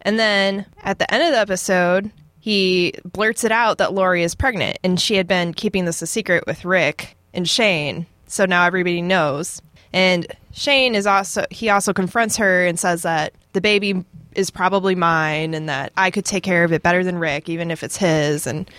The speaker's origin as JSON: {"language": "English", "region": "Georgia", "country": "United States", "tie": "born there", "said": "I was born in Georgia."}